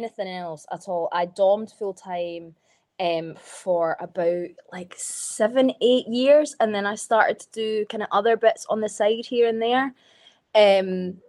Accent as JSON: {"language": "English", "region": "Scotland", "country": "United Kingdom", "moved": "yes", "lives_now": "Manchester, United Kingdom", "said": "everyone found out I was Scottish."}